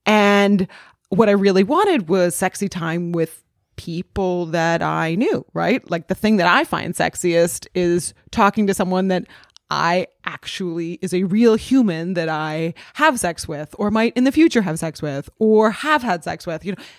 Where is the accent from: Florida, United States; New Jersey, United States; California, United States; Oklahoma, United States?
California, United States; Los Angeles; I'm from Los Angeles and there's a similar, I mean, Los Angeles just is really sprawling.